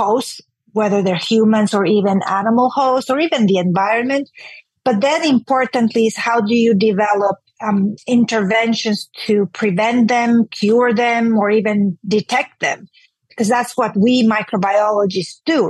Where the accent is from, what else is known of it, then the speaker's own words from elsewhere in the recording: Honduras; moved away as an adult; now in Houston, United States; I grew up in Honduras, which is a Central American country